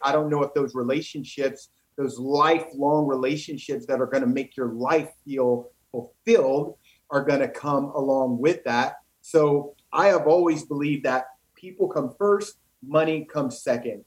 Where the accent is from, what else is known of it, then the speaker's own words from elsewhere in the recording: East St. Louis, Illinois, United States; moved away; growing up in East St. Louis, Illinois